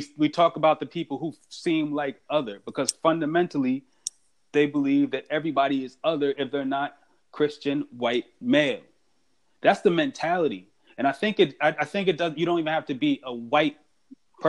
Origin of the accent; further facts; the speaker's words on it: United States; we're from the New York and New Jersey area